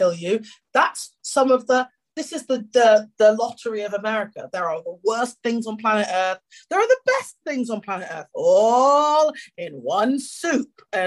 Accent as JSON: {"language": "English", "region": "England", "country": "United Kingdom", "accent": "English", "said": "I've got English accent privilege"}